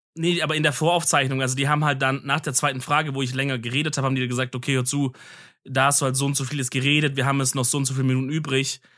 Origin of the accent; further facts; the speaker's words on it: Swabia, Germany; ich als Schwabe